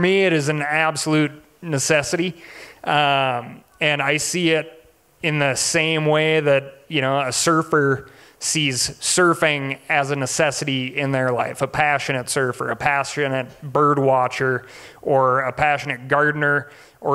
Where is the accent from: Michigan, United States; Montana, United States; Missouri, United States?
Montana, United States; Growing up here in Montana